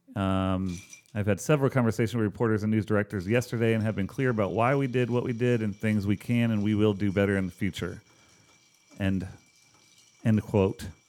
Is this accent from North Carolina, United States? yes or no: yes; Charlotte, North Carolina, United States; I grew up in Northeast Charlotte